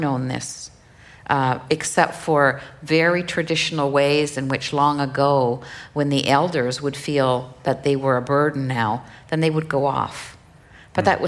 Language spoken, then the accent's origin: English; Kuujjuaq, Quebec, Canada; English is a second language; my hometown of Kudjua